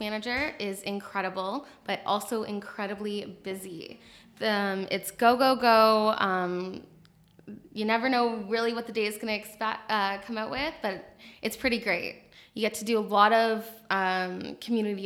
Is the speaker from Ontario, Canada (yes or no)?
yes; Kitchener, Ontario, Canada; KW, born and raised